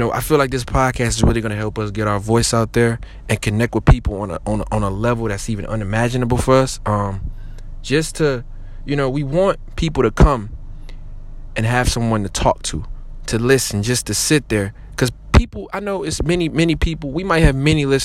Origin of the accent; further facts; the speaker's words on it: Detroit, Michigan, United States; I'm from Detroit, Michigan